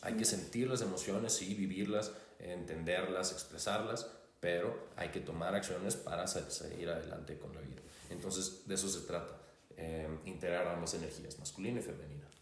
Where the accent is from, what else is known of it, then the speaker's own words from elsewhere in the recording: Hermosillo, Sonora, Mexico; soy de Hermosillo, Sonora